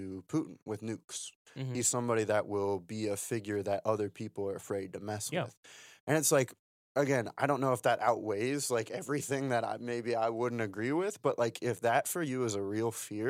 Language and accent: English; Ohio, United States; I'm from Ohio